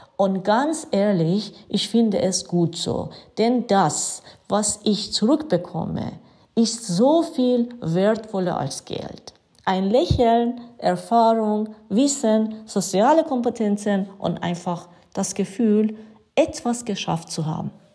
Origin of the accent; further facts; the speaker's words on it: Iran; German is a second language; now in Germany; bin seit 1990 in Deutschland, komme ich ursprünglich aus dem Iran